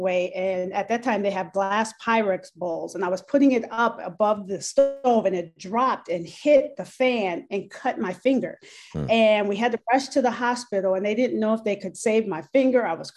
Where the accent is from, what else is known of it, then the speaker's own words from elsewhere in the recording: Minneapolis, Minnesota, United States; also born or lived in Brooklyn Park, Minnesota / Champaign, Illinois; I grew up in Minneapolis, Minnesota